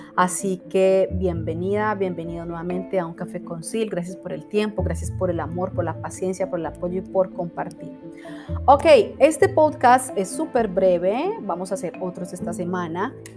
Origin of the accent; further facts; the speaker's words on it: Cali, Valle del Cauca, Colombia; Cali, Colombia, que es mi ciudad natal, amo mi país.